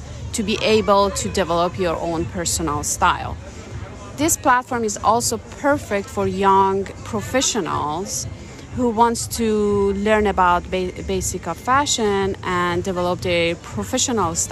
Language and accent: English; Iran; moved away; I'm originally from Iran. I moved here 18 years ago.